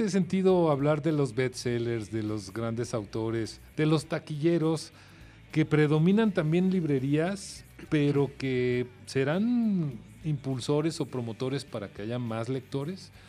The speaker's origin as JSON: {"language": "Spanish", "country": "Mexico", "said": "nos atrae como mexicanos."}